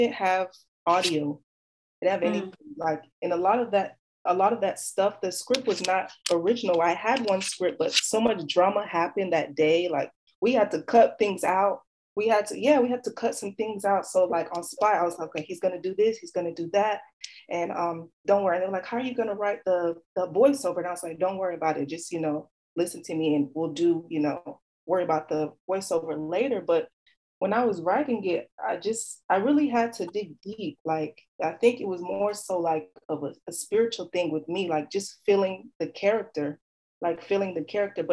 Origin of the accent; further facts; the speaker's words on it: Nigeria; We're Nigerian kids too.